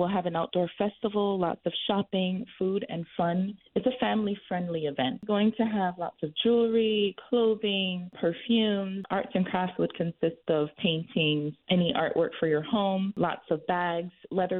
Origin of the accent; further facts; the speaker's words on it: Jamaica; now in Florida, United States; we played when we were growing up in Jamaica.